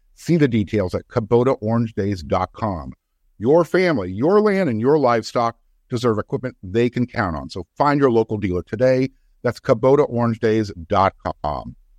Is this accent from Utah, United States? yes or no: yes; West Jordan, Utah, United States; moved away as an adult; also born or lived in Greater Boston area; now in Boston area, United States; I grew up in West Jordan